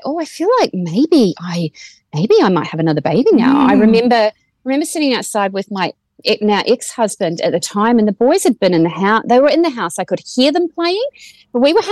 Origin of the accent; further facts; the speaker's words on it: Waimate, Canterbury, New Zealand; moved away as an adult; also born or lived in Timaru, New Zealand; now in Australia; I'm from small town rural New Zealand and no one's ever heard of my town of 3,000 people of Waimate. So I say I'm from Timaru, which is where I went to school